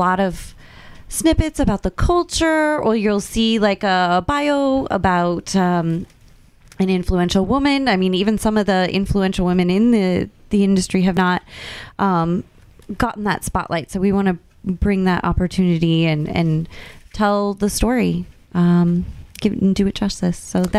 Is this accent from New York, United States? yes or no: no; Iowa, United States; now in Chicago, United States; Well, I'm originally from Iowa